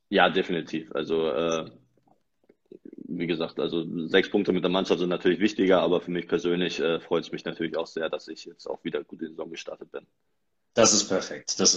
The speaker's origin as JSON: {"language": "German", "town": "Frankfurt", "region": "Hesse", "country": "Germany", "said": "als äh, Frankfurter bestätigen."}